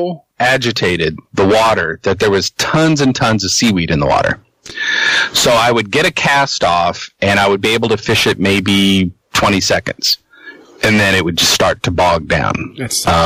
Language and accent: English; Exeter, New Hampshire, United States; in my hometown, they removed the dam